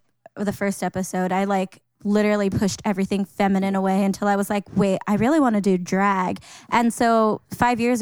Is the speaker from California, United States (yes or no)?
yes; Los Angeles, California, United States; I'm not from El Monte. I'm from El Sereno